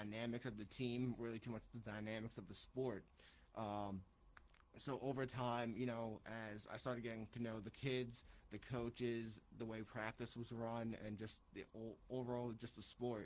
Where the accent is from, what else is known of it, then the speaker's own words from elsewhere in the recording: Oyster Bay, New York, United States; I'm from Long Island, New York. I'm from a small town called Oyster Bay